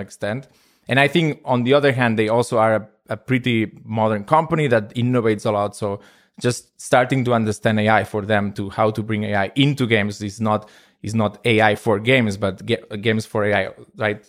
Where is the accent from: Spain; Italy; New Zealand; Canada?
Spain; I am from Spain